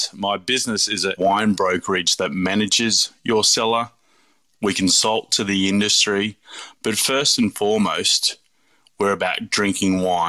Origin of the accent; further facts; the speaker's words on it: New South Wales, Australia; I was born and raised in the Hunter Valley. So, yeah, I grew up, you know, picking grapes at Tyrrells or stomping grapes at Lakes Folly.